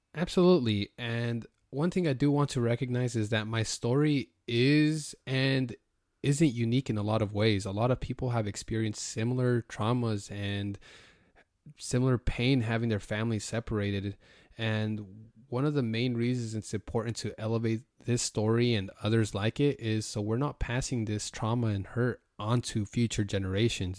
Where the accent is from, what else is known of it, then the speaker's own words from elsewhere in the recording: Logan, Utah, United States; also born or lived in California / Idaho; now in Georgia, United States; my parents actually decided to move up to Cache Valley in specifically Logan, Utah